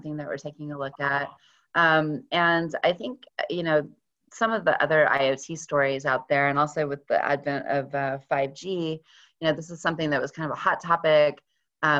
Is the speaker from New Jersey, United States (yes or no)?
no; Texas, United States; now in Western Massachusetts, United States; I'm originally from Texas, and I really, really miss Mexican food because I live in Western Massachusetts now